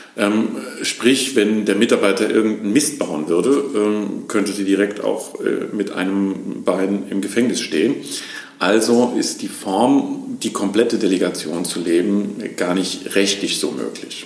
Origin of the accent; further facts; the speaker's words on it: Lahnstein, Rhineland-Palatinate, Germany; also born or lived in near Koblenz; Ursprünglich bin ich in Lahnstein aufgewachsen, bin dann ähm, in die Nähe von Koblenz gezogen